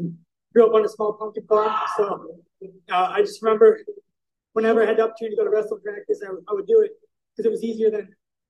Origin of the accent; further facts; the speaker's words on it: United States; I'm an American.